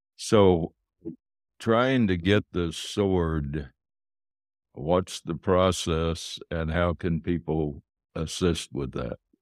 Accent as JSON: {"language": "English", "country": "United States", "moved": "as an adult", "lives_now": "Canada", "said": "I'm an American to begin with, been in Canada twenty-one years"}